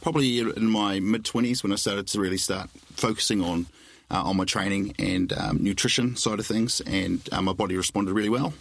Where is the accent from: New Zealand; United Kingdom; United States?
New Zealand; being classic Kiwi